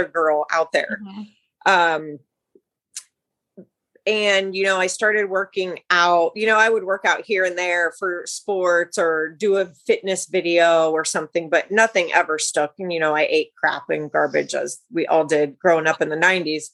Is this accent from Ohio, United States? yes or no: yes; Ohio, United States; now in Northern California, United States; I'm actually from Ohio. So I'm a Midwest girl